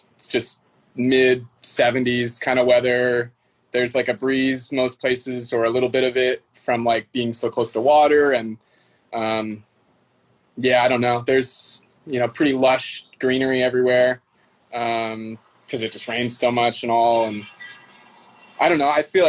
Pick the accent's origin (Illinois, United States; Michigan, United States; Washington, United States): Washington, United States; Seattle; I went away to college for like a few years in like Eastern Washington, a place called Walla Walla. it's like 5 hours from here.